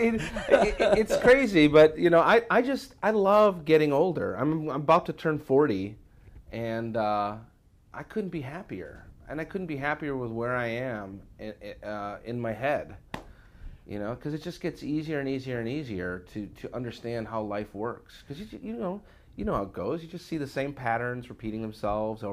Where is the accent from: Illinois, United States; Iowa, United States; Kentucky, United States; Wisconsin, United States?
Illinois, United States; Chicago; the kids growing up in Chicago that I hung around